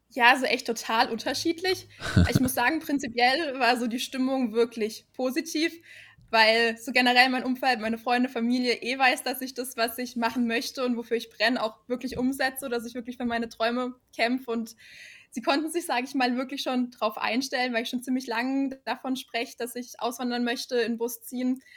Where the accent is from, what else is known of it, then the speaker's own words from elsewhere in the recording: Black Forest, near Karlsruhe, Baden-Württemberg, Germany; komme aus dem wunderschönen Schwarzwald. Mhm. Und hm. zwar genauer gesagt, ja, aus der Nähe von Karlsruhe